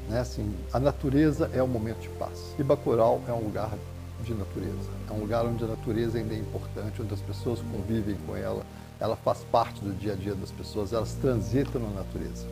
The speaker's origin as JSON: {"language": "Portuguese", "region": "Southeast", "country": "Brazil", "said": "Eu sou do Sudeste"}